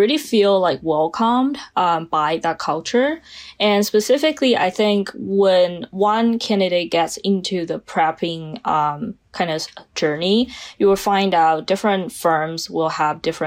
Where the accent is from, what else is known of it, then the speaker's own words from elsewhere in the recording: China; English is a second language; moved away as an adult; now in United States; I'm originally from China, spent 18 years of my life in China, and moved to the United States pursuing my bachelor's degree.